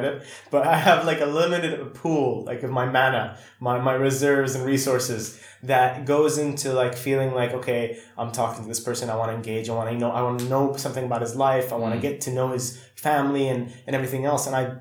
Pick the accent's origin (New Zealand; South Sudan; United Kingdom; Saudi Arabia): Saudi Arabia; When I grew up in Saudi